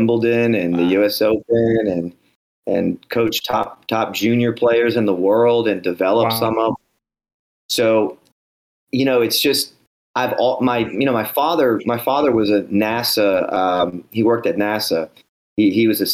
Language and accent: English; New Orleans, Louisiana, United States; I grew up in New Orleans, Louisiana